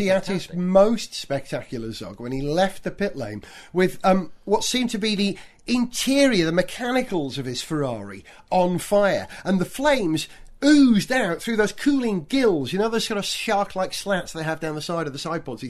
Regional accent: Wales, United Kingdom; I'm a Welshman.

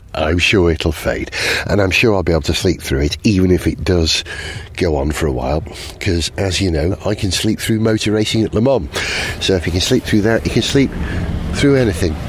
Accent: Wales, United Kingdom; We're Welsh

